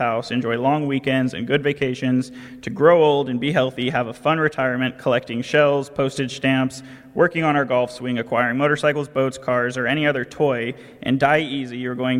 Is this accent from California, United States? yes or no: yes; California, United States; accent: nasally tone; I'm from California